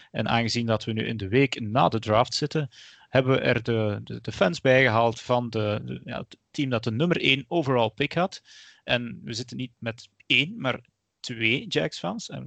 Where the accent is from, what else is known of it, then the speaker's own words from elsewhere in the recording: Flanders, Belgium; Want dat is als Vlaming, als Belg niet eh, vanzelfsprekend.